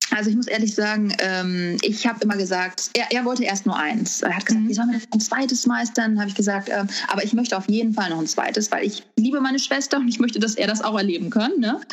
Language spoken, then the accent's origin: German; Wuppertal, North Rhine-Westphalia, Germany; moved away as an adult; now in California, United States; komme gebürtig aus Wuppertal. Und da habe ich, ähm, oh, lass mich überlegen, ja, 30. 31 Jahre lang gelebt